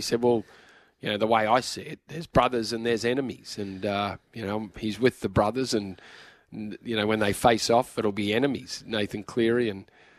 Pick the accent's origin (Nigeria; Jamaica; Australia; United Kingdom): Australia; I'm an Aussie. I'm an Aussie, Ricardo.